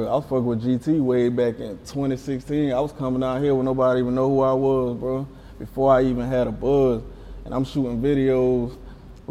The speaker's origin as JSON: {"language": "English", "area": "near Vance", "region": "South Carolina", "country": "United States", "tie": "born or raised there", "said": "in Vance, South Carolina. That's right next to my hometown"}